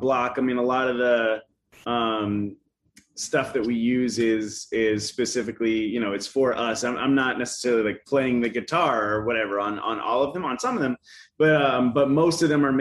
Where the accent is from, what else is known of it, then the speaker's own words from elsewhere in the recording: Asheville, North Carolina, United States; moved away as an adult; also born or lived in College Station, Texas; now in Austin, United States; I grew up in Asheville, North Carolina